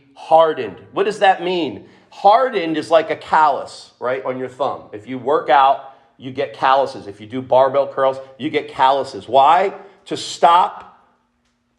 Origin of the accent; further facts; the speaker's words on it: Trenton, New Jersey, United States; I grew up in Trenton